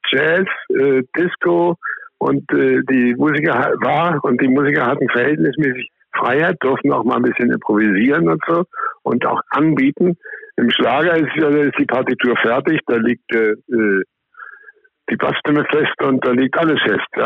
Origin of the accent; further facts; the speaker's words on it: Austria; ich bin ja in Österreich aufgewachsen und habe ein großes Herz für die österreichische Volksmusik.